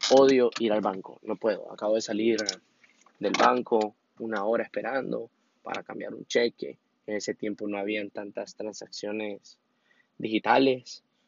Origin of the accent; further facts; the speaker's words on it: Honduras; yo soy de Honduras